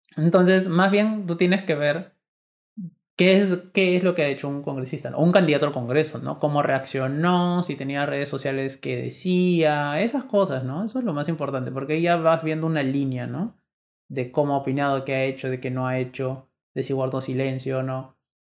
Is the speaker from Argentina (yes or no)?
no; Peru; somos peruanos congresistas